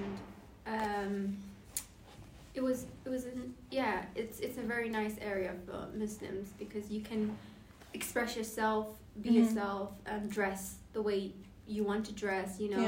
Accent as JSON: {"language": "English", "region": "London", "country": "United Kingdom", "tie": "born or raised there", "said": "I'm from East London"}